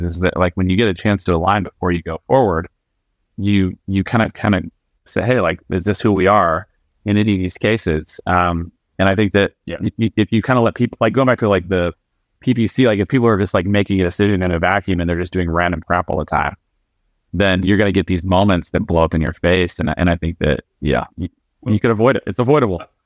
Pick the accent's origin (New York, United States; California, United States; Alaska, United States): Alaska, United States; I grew up in Alaska, so I grew up in a very like remote town in Alaska